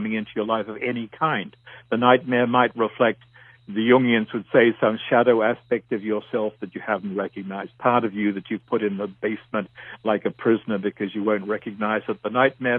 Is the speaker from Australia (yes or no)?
yes; Australia; moved away as an adult; now in North America; I grew up in Australia